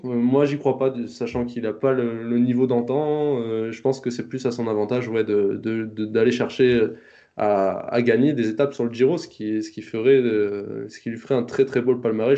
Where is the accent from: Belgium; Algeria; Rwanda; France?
France; en tant que Français